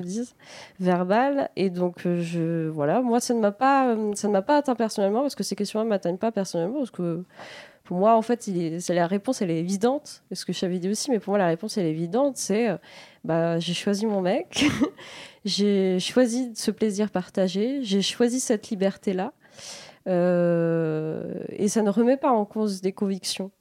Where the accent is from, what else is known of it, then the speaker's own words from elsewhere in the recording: La Roche-sur-Yon, Pays de la Loire, France; moved away; also born or lived in Rennes; je suis allée au conservatoire de la Roche-sur-Yon, de là où je viens